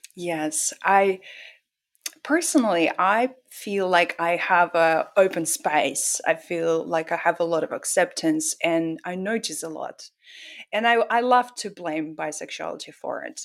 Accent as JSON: {"language": "English", "country": "Russia", "tie": "born or raised there", "moved": "yes", "said": "Growing up in Russia was very, it's like living in the box almost literally"}